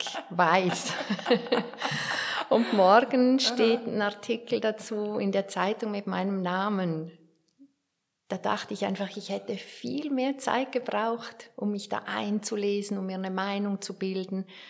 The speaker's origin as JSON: {"language": "German", "area": "Werdenberg", "region": "St. Gallen", "country": "Switzerland", "tie": "born or raised there", "said": "bei der Lokalzeitung in Werdenberg, da wo ich aufgewachsen bin"}